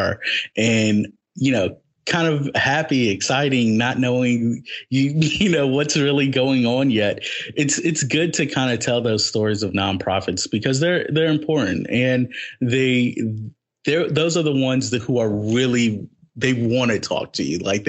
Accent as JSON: {"language": "English", "town": "Richmond", "region": "Virginia", "country": "United States", "tie": "born or raised there", "said": "I grew up in Richmond and I was part of some of these nonprofit programs in Richmond"}